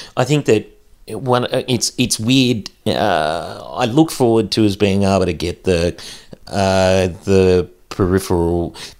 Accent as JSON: {"language": "English", "region": "central west New South Wales", "country": "Australia", "tie": "born or raised there", "said": "Growing up in the bush, growing up in a small community"}